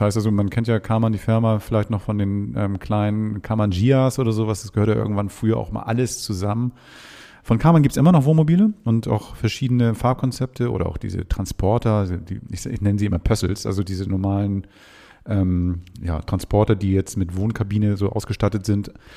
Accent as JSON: {"language": "German", "region": "Hamburg", "country": "Germany", "said": "ich komme aus Hamburg"}